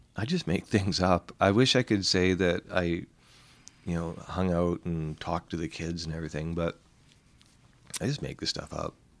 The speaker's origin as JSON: {"language": "English", "town": "Vancouver", "region": "British Columbia", "country": "Canada", "said": "I'm from Vancouver, which is basically just an isotope of San Francisco"}